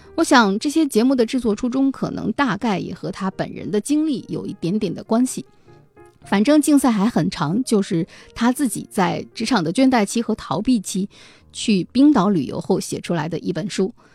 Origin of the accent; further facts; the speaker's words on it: China; 我是一个中国人